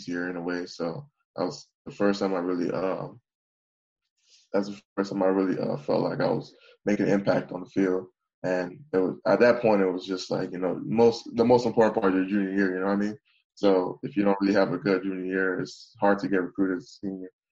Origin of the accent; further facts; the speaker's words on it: Bowie, Maryland, United States; My hometown, Bowie, is located in Prince George's